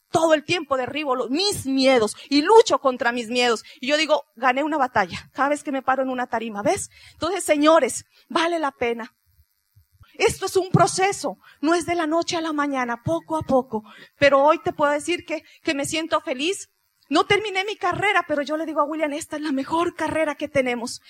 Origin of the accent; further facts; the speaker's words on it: Pasto, Nariño, Colombia; moved away; allá nos dicen los pastuzos, somos del sur de Colombia